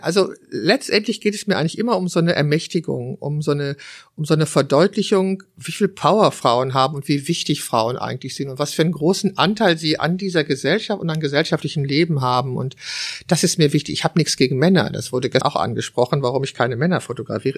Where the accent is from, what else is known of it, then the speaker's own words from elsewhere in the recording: Wülfrath, North Rhine-Westphalia, Germany; es ist meine Heimatstadt Wülfrath. Ich habe dort 21 Jahre gelebt und zwar die ersten 21 Jahre meines Lebens